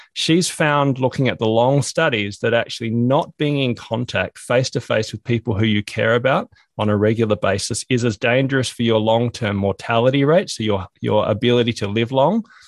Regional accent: Australia; also born or lived in Hobart, Tasmania; I'm from Australia

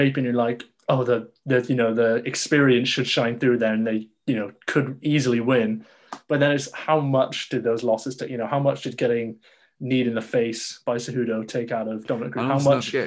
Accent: United Kingdom; me being British

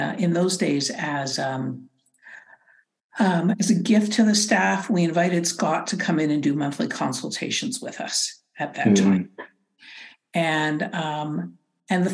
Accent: Canada; being very Canadian

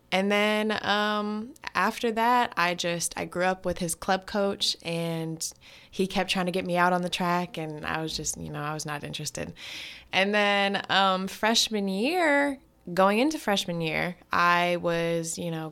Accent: Tacoma, Washington, United States; also born or lived in Berkeley, California; I grew up in Tacoma, Washington. I was born in Berkeley, California.

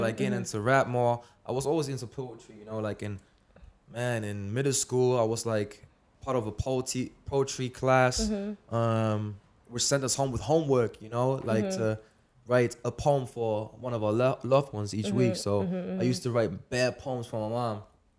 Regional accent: Germany; now in Manchester, United Kingdom; I'm from Germany.

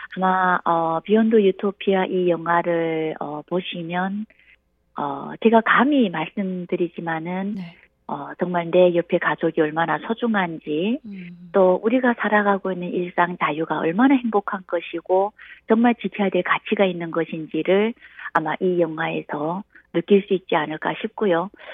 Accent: North Korea; now in South Korea; 저는 어, 북한에서 태어나서 대한민국에 오니까요.

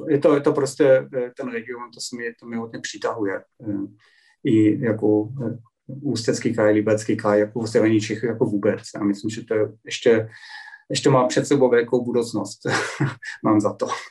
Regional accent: Germany; Czech is a second language; u nás

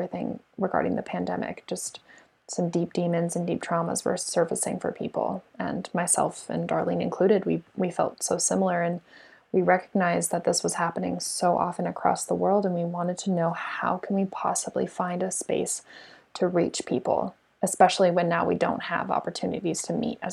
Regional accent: Tempe, Arizona, United States; I was born and raised in Tempe, Arizona

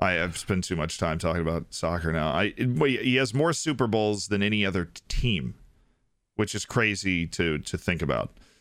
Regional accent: Tampa, Florida, United States; my hometown team, the Tampa Bay Buccaneers

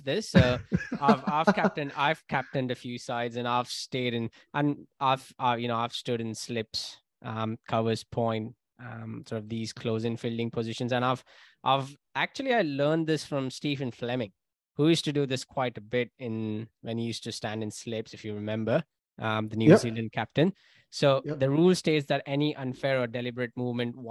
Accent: India; I come from India

